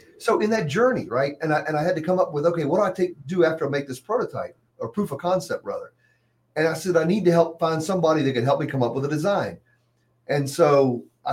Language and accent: English; Hampton, Virginia, United States; when I grew up in Hampton